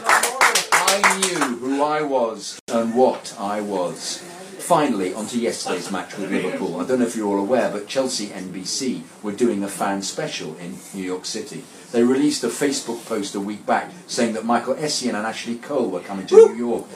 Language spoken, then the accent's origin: English; India; I was born and raised in India.